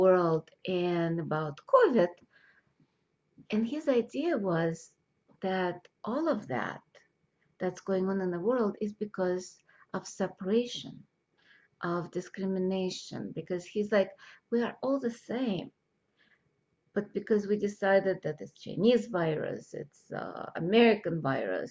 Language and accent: English; Moscow, Russia; moved away; I grew up in Russia when there was supposed to be equality of all, no separation